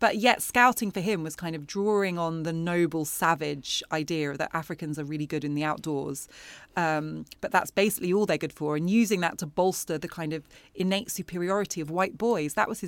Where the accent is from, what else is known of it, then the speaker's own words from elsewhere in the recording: Wimbledon, London, United Kingdom; Like, there's a chapter about where I grew up in Wimbledon. And I think Wimbledon is a very English part of London.